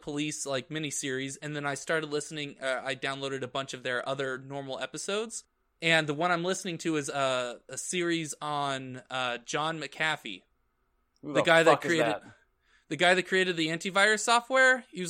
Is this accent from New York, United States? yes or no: no; Arizona, United States; I'm from Arizona, we don't have basements here.